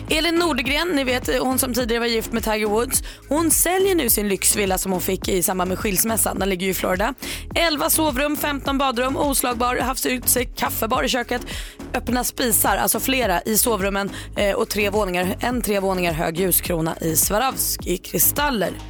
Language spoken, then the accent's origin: Swedish; Sweden; Här hemma i Sverige då tänker ni, det är ju ändå vi som är the mother of ….